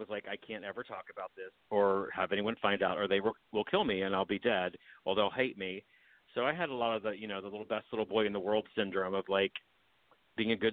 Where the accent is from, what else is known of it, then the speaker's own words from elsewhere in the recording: West Virginia, United States; also born or lived in Petersburg, Virginia / Summersville, West Virginia; I was born in Virginia, near outside of Richmond, in a town called Petersburg and then when I was really small, we moved to southern part of West Virginia in Summersville